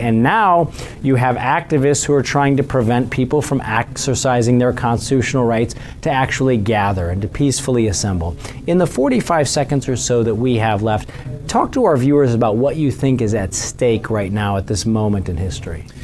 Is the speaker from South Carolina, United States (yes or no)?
no; Missouri, United States; my home state of Missouri